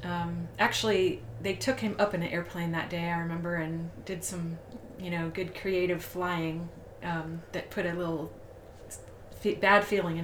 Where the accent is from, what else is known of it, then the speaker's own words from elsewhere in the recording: Puerto Rico; born there; I was born in Puerto Rico because they were in the Air